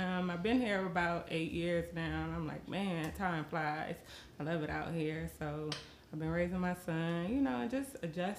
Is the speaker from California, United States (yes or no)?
yes; California, United States; moved away as an adult; also born or lived in Las Vegas; originally I'm from California. I lived there 23 years. And then I moved to Vegas for a couple years.